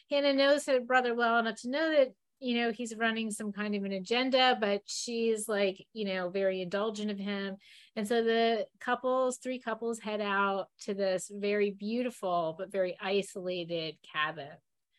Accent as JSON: {"language": "English", "region": "New York", "country": "United States", "lives_now": "Florida, United States", "said": "he's from Michigan, I'm from New York area, and like sort of all over. But we've been in Florida now for 22 years"}